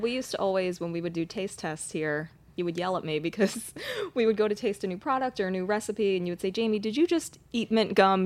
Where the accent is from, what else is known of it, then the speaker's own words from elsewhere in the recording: East Coast, United States; I'm from the East Coast.